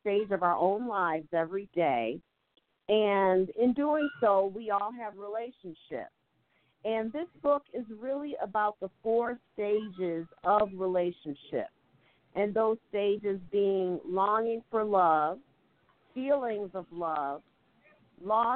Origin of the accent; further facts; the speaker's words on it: Midwest, United States; also born or lived in East Coast, United States / New York; I come from the Midwest as well as the East Coast.